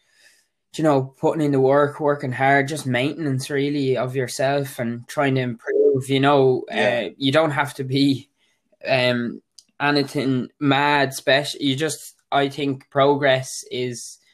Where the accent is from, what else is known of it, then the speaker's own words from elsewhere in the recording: Waterford, Munster, Ireland; I'm 21. I'm from Waterford